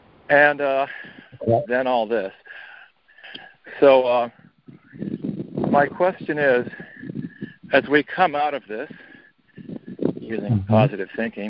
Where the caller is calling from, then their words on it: Portland, United States; in Portland.